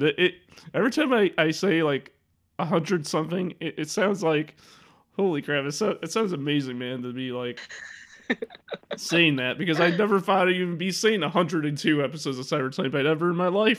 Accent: Illinois, United States

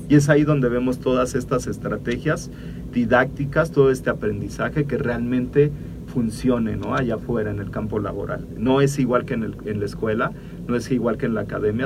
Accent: Mexico; nosotros como mexicanos

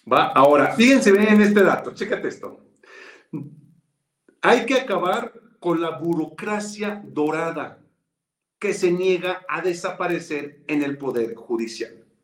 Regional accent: Mexico; Pues para eso somos los mexicanos, ¿no? Digo.

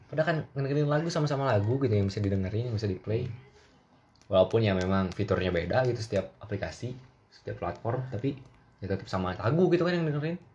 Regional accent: Bandung, West Java, Indonesia; gue dari Bandung, ya gue pengen berbahasa sedikit lebih Sunda

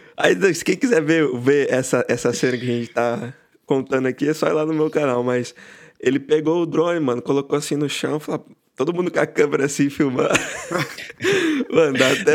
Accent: Barra Bonita, São Paulo, Brazil; now in Chicago, United States; originalmente de Barra Bonita, interior de São Paulo, mas hoje eu moro em Chicago, nos Estados Unidos

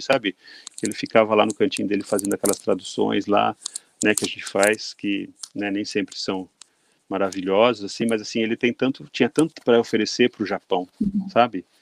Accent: Brazil; now in Tokyo, Japan; como brasileiros

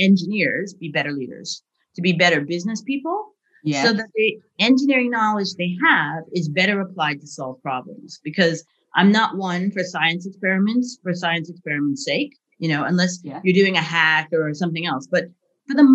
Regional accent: United States; moved away as an adult; now in Leeds, United Kingdom; I'm American by birth

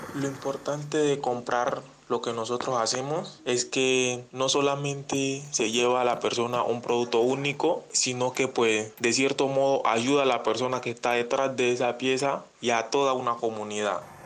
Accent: Guapi, Cauca, Colombia; soy del municipio de Huapi, Cauca

